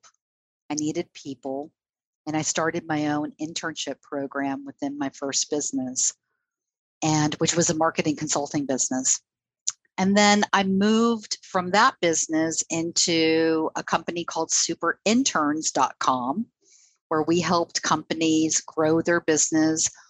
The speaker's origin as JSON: {"language": "English", "region": "Southern California", "country": "United States", "tie": "born or raised there", "moved": "yes", "said": "I grew up in Southern California"}